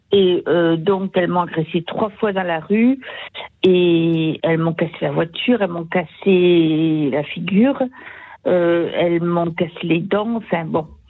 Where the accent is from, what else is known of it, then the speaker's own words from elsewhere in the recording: Sarthe, Pays de la Loire, France; now in Toulouse, France; je retourne dans mon village natal, dans la Sarthe